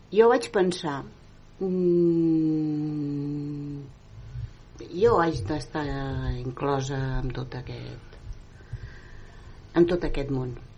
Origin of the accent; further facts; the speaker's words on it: Granada, Andalusia, Spain; Catalan is a second language; now in Terrassa, Spain; a la plaça del meu poble... A Granada, eh? Sí, és un poblet molt petit